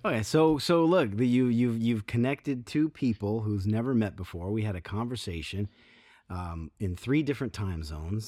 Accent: Grand Rapids, Michigan, United States; moved away as an adult; now in California, United States; Where we grew up, it's, it's, it's Very rad

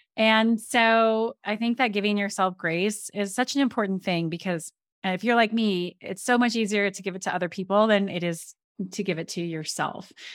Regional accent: Colorado, United States; I grew up in Colorado, was playing in Colorado.

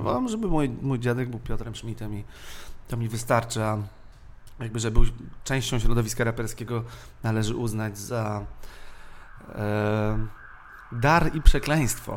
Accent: Warsaw, Masovian Voivodeship, Poland; ja jestem ze Śródmieścia

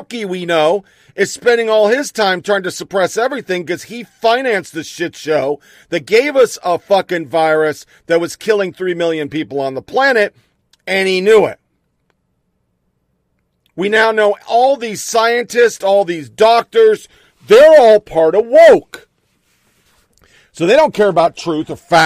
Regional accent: United States; As an American

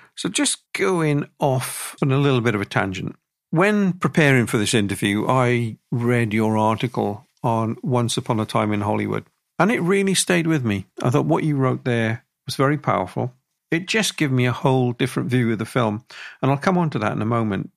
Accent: Wales, United Kingdom; the amount of people I grew up with around my part of Wales

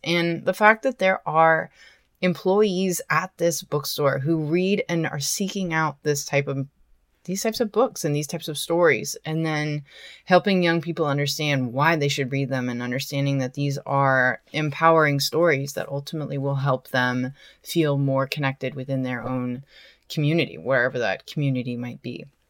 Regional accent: Portland, Oregon, United States; moved away; also born or lived in Hollywood; I am originally from Portland, Oregon, and I go to visit my family every holiday

